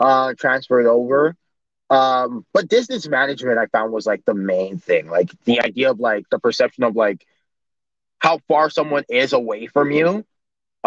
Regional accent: Toronto, Ontario, Canada; also born or lived in Vaughan, Ontario; So I grew up in Toronto, and then I moved to Vaughan, which is just an area just above Toronto, in the York region.

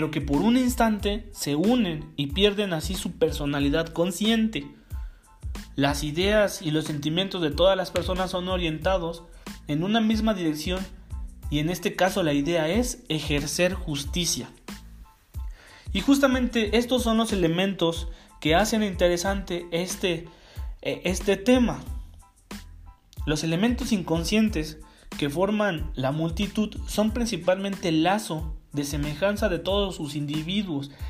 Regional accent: Mexico; Los usos y costumbres por lo menos en México, en mi país, no incluyen el linchamiento como forma de penalización

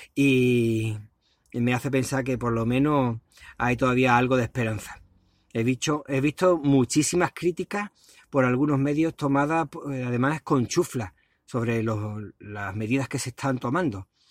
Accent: Spain; somos los españoles

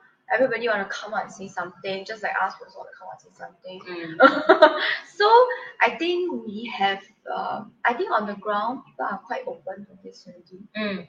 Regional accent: Singapore; as a Singaporean

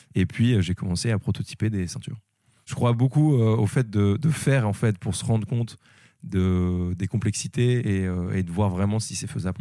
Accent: Lille, Hauts-de-France, France; moved away; je suis originaire de Lille, mais j'ai bougé un peu

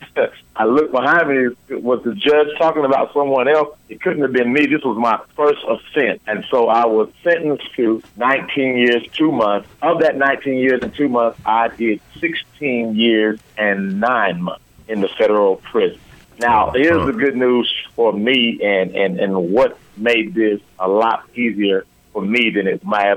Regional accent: Des Moines, Iowa, United States; at the time that I was growing up, Des Moines, Iowa

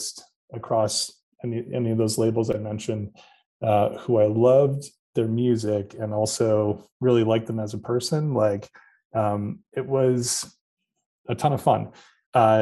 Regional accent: Orchard Park, New York, United States; also born or lived in Hamburg, New York / Buffalo, New York; I grew up here in Western New York in Orchard Park, and I'm a Hamburg guy now.

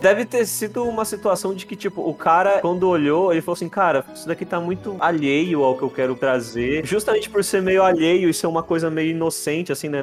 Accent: Brazil; a gente é brasileiro

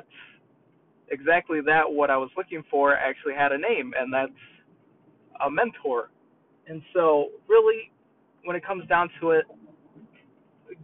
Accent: New York, United States; accent: New York; moved away; my New York accent

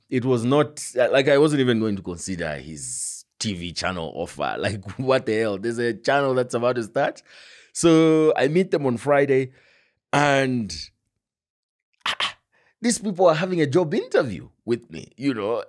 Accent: Kabwe, Central Province, Zambia; born or raised there; moved away as an adult; also born or lived in Choma / Mazabuka / Lusaka

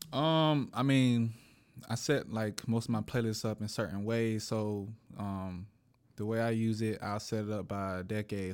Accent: Atlanta, Georgia, United States; I'm from, I'm from Atlanta

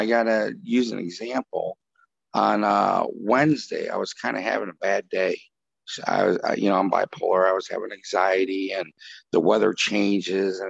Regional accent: Chicago, Illinois, United States; we're all from Chicago on this podcast, or the state of Illinois.

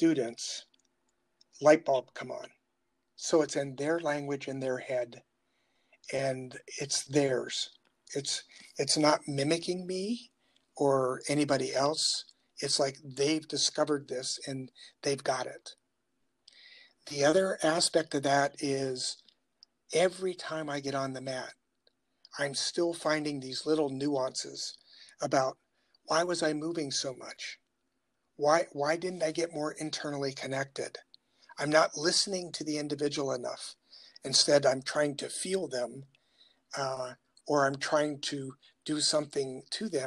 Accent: Appalachia, United States; now in Lexington, South Carolina, United States; And we grew up in the Appalachia area

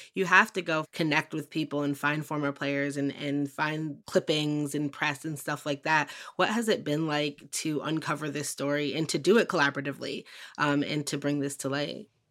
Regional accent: Western Massachusetts, United States; I grew up in Western Mass

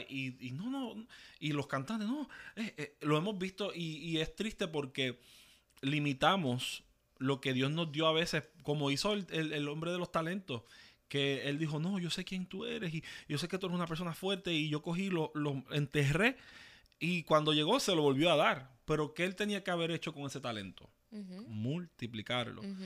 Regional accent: Ceiba, Puerto Rico; also born or lived in Fajardo / New York; Yo nací en Fajardo, me crié en Ceiba

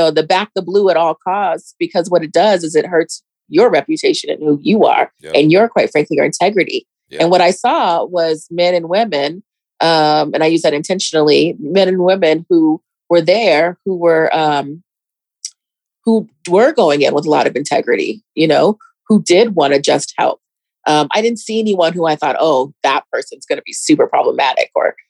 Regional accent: Germany; born there; also born or lived in Colorado Springs, United States; But I was born in Germany. My mom was an officer in the army, and she was a single mom. And then I eventually came to Colorado after traveling a lot of different places. She was an OBGYN. We traveled a lot. Eventually came to Colorado Springs.

